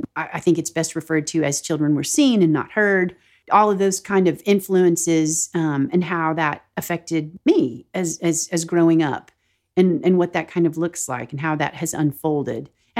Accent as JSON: {"language": "English", "region": "the South", "country": "United States", "tie": "born or raised there", "said": "phrases that I've heard while growing up in the South or just like living in the South in general."}